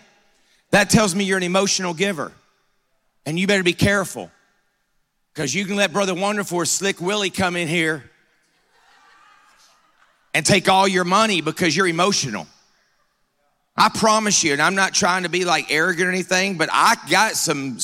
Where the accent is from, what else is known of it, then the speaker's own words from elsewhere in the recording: Georgia, United States; I'm from Georgia